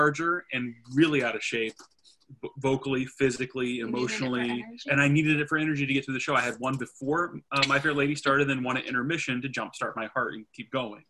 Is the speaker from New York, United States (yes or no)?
no; Westerville, Ohio, United States; I am from the Westerville area originally. I went to school here